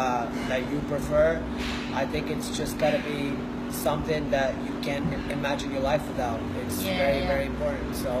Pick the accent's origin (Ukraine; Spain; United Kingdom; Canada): Ukraine; moved away as an adult; also born or lived in West Chester, Pennsylvania, United States; now in Los Angeles, United States; I was born and raised in Ukraine